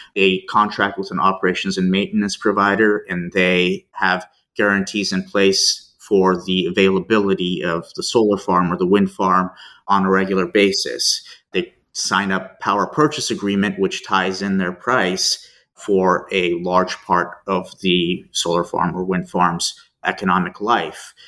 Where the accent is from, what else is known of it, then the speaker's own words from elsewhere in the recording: Denver, Colorado, United States; moved away as an adult; also born or lived in Turkey / Tulsa, Oklahoma / Chicago / France; now in Houston, United States; Spent most of my childhood growing up in Denver.